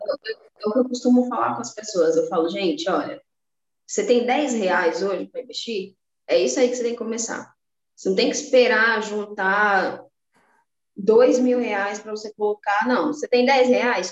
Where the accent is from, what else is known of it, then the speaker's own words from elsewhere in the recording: Salvador, Bahia, Brazil; now in São Paulo, Brazil; Nasci no Nordeste, sou de Salvador, Bahia. Hoje eu moro em São Paulo